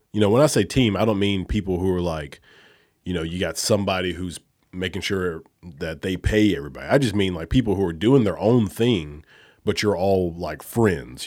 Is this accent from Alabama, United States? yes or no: yes; Alabama, United States; moved away; I'm from Alabama